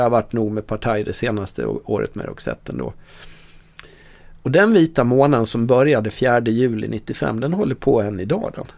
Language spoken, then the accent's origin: Swedish; Dalarna County, Sweden; moved away; jag kommer från Dalarna, från en, en brännvinskultur.